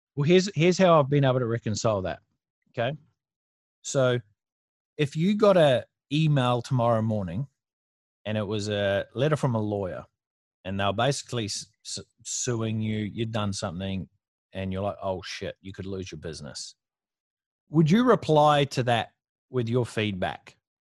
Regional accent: New Zealand; moved away as an adult; now in Gold Coast, Australia; I moved from New Zealand, which is where I grew up, moved from New Zealand to surface paradise in the Gold Coast.

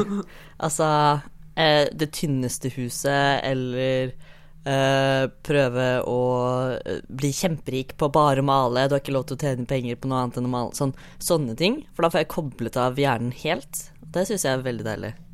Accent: Fredrikstad, Østfold, Norway; Jeg er fra Fredrikstad.

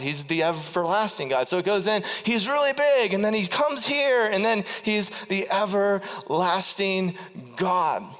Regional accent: Ohio, United States; I was from Ohio

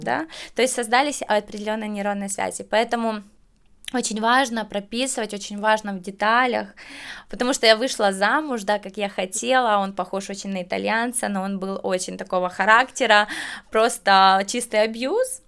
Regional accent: Kyiv, Ukraine; now in Netherlands; я из Украины

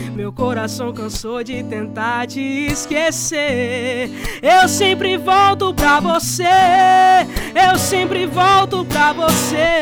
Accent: Camutanga, Pernambuco, Brazil; moved away as an adult; now in João Pessoa, Brazil; Eu sou de Camutanga, Pernambuco. É lá no interiorzinho, quase na divisa com a Paraíba

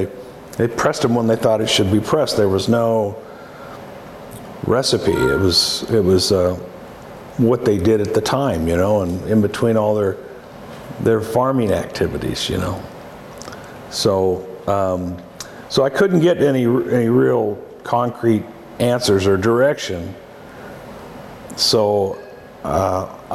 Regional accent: Walla Walla, Washington, United States; It was a typical growing up in an Italian family. It was just like growing up in Italy, except you were here

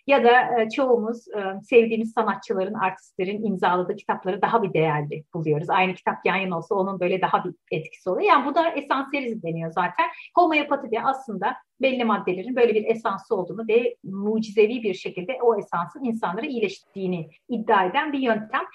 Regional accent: Turkey; moved away as an adult; benim Türkiye'den gitme kararım Türkiye gündemine nedeniyle oldu

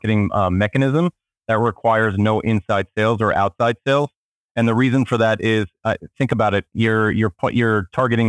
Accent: Israel; also born or lived in Miami, United States; now in New York, United States; I currently live in New York, although I'm originally from Israel and lived for a very long time in Miami.

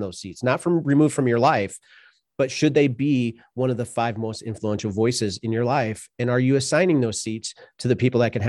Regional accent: Sioux City, Iowa, United States; so I grew up in Sioux City, Iowa, and I didn't necessarily grow up in a broken family

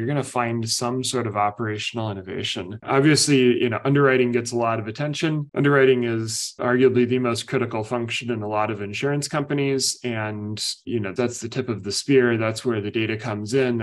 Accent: Indiana, United States; moved away; I grew up in Indiana

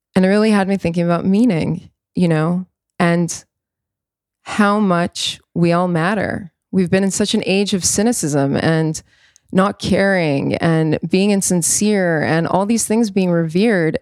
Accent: New York, United States; I was born in New York, I was born into all

